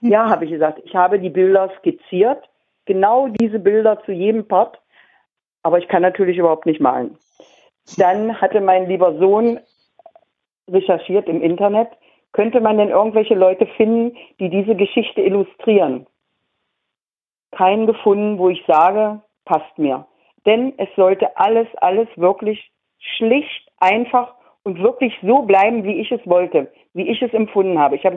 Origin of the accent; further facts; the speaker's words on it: Magdeburg, Saxony-Anhalt, Germany; Noch nie gesehen, bin Magdeburger, noch nie gesehen.